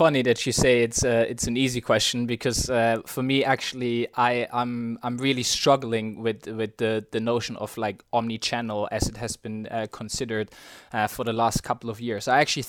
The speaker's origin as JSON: {"language": "English", "country": "Germany", "tie": "born or raised there", "moved": "as an adult", "lives_now": "London, United Kingdom", "said": "Born and raised in Germany, spent the first sort of 27 years of my life there. And then after finishing uni my first job, I decided to move to London about 5 years ago"}